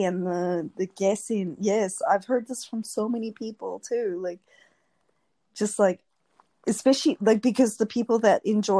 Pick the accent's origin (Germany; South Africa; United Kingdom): South Africa; I grew up in South Africa